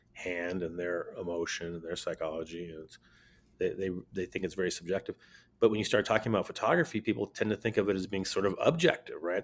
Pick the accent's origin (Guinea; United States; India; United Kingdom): United States; Berkeley, California; moved away as an adult; now in Santa Fe, United States; we were born and raised in Berkeley, California